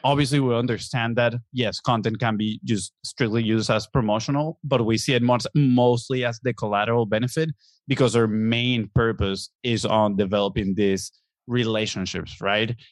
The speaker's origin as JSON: {"language": "English", "country": "Venezuela", "tie": "born or raised there", "second_language": "English", "moved": "as an adult", "lives_now": "Florida, United States", "said": "We are from Venezuela in South America"}